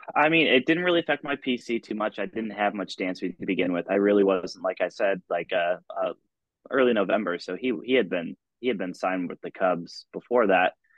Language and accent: English; Ithaca, New York, United States; also born or lived in Rochester, New York; I'm originally from Ithaca, New York.